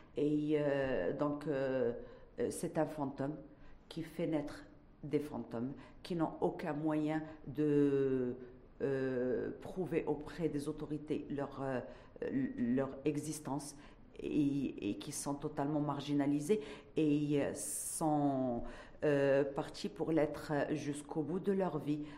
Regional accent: Morocco; en tant que Marocaine

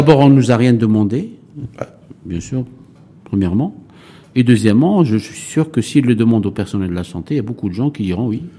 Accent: Morocco; en tant que bon Marocain

